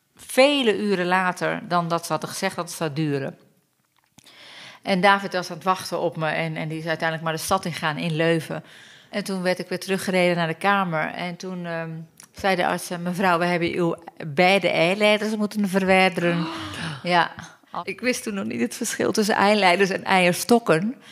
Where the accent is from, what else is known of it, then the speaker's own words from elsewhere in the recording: Turkey; also born or lived in London, United Kingdom; now in Netherlands; ik kom uit Turkije